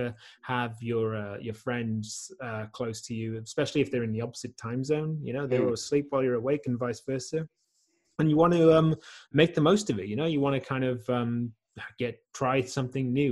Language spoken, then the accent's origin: English; South Wales, United Kingdom; moved away as an adult; also born or lived in London / Australia; now in Netherlands; I grew up in South Wales, and then I lived in London for a while.